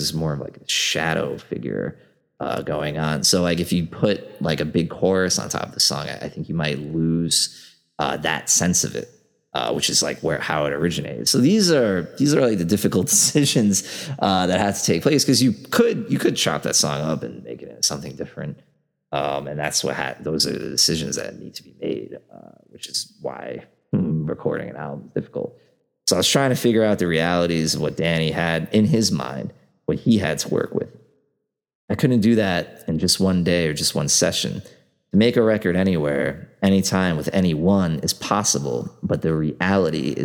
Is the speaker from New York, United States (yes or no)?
yes; New York City, New York, United States; as a New Yorker